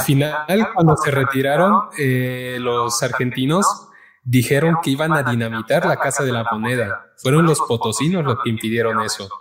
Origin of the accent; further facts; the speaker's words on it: Cochabamba, Bolivia; now in Mexico; soy un chico de Cochabamba, Bolivia. Vivo en México hace ocho años ya